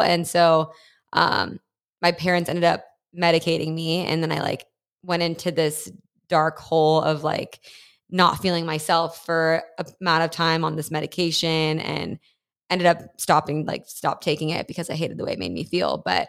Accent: Dallas, Texas, United States; And my parents kind of plopped there because my mom's from Los Angeles. My dad's South African and immigrated to LA. So they moved to Dallas before I was born for my dad's work.

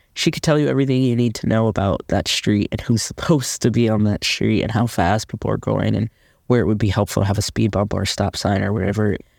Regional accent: Midwest, United States; moved away as an adult; now in Los Angeles, United States; being a Midwesterner

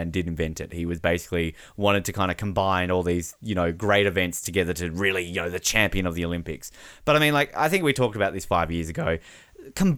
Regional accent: Australia; We're Australian.

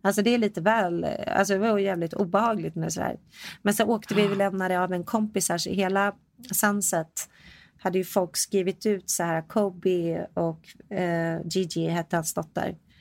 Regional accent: Sweden; now in United States; jag är svensk

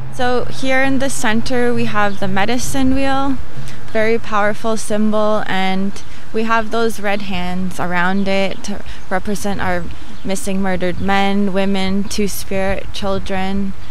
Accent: Toronto, Ontario, Canada; I'm from Toronto

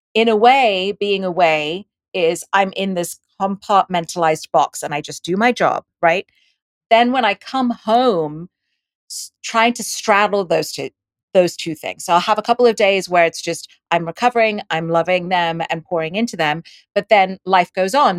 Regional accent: Dubai, United Arab Emirates; moved away; also born or lived in India; I was born in India and I grew up in Dubai and I went to an English school, which is why I have this accent

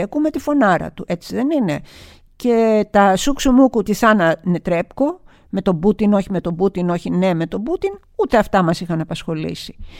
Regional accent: Greece; εγώ ως Ελληνίδα

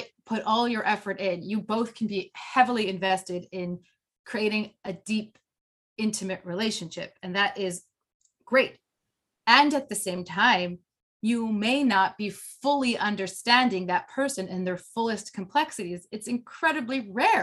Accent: Canada; I'm Canadian

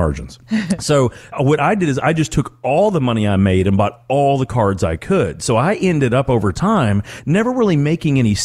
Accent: Calhoun, Kentucky, United States; I grew up outside of Owensboro, Kentucky. As a matter of fact, the actual county was McLean County, Calhoun, Kentucky

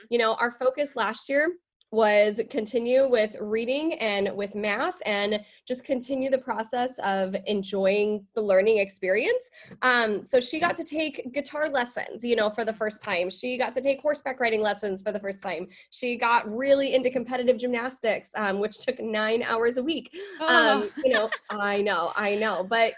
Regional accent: England, United Kingdom; born there; I was born in England.

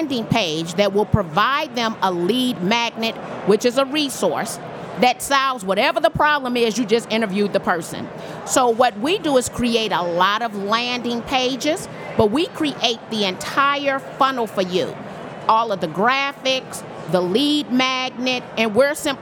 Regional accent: Chicago, Illinois, United States; I'm from Chicago

